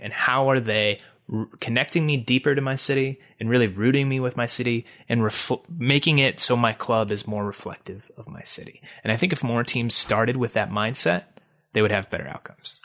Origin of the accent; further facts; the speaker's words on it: Chicago, Illinois, United States; moved away; I'm also from the Chicago area, and I lived a lot of my life there